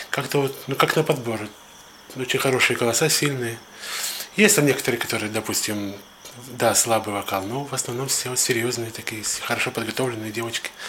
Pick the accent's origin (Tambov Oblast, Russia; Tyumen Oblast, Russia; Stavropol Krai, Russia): Stavropol Krai, Russia; Georgiyevsk; я из Старопольского края, город Георгиевск.